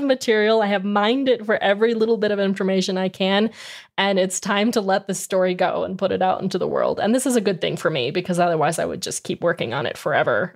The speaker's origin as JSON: {"language": "English", "region": "Arizona", "country": "United States", "tie": "born or raised there", "said": "I grew up in Arizona"}